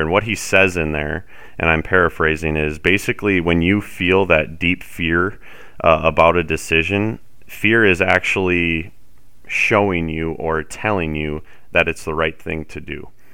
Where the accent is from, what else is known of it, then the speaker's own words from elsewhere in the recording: South Dakota, United States; moved away as an adult; also born or lived in Fargo, North Dakota / Denver, Colorado; growing up in South Dakota, spending my entire life here until I, I did eventually move to Fargo for a couple years